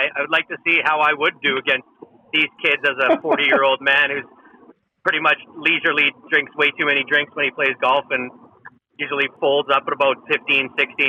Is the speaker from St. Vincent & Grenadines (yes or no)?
no; Canada; born or raised there